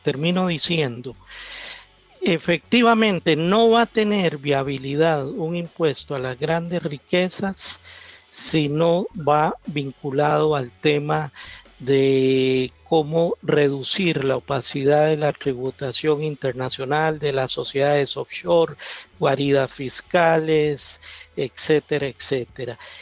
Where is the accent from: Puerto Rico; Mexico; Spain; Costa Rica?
Costa Rica; accent: Costa Rican; vengo de Costa Rica